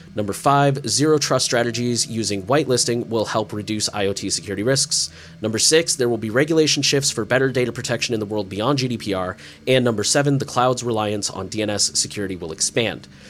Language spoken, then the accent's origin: English; United States; As an American privacy enthusiast